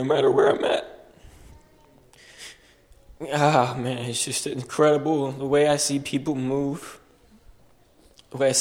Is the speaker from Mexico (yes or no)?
yes; Mexico; moved away; I grew up in Mexico